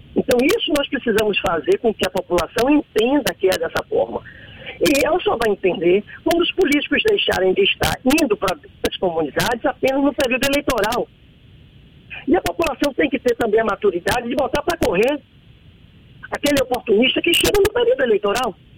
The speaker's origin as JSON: {"language": "Portuguese", "town": "Salvador", "region": "Bahia", "country": "Brazil", "tie": "born or raised there", "also_born_or_lived": "Brotas, Salvador", "said": "eu sou um suburbano, eu nasci em Tacaranha, é, fiquei órfão aos sete anos de idade e tive uma vida dentro de comunidade"}